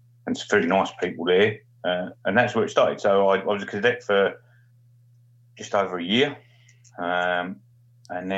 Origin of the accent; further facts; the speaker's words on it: Stanford-le-Hope, East of England, United Kingdom; moved away; also born or lived in Australia; I was born in Stanfield Albion Grays